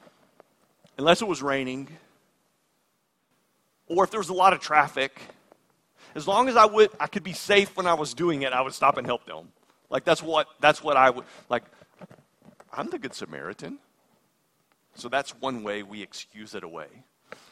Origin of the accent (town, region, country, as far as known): United States